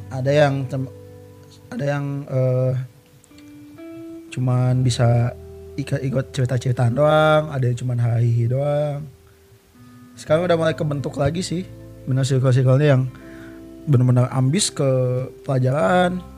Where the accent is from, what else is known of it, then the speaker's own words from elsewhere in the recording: Banten, Indonesia; gue dari provinsi sebelah Jawa Barat ya gue dari Banten ya gue gue kesini cuman ya